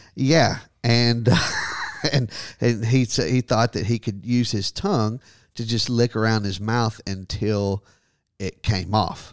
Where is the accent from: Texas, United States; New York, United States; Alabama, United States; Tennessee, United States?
Texas, United States; growing up in Texas